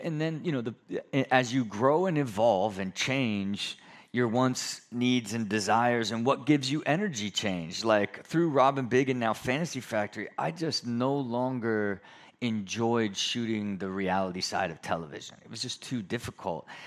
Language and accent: English; Ohio, United States; moved away; I'm a skateboarder from Ohio